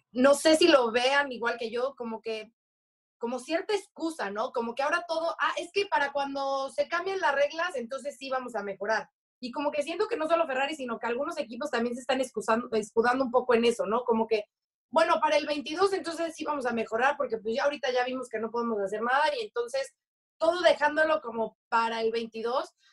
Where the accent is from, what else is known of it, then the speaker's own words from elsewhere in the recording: Mexico; como mexicana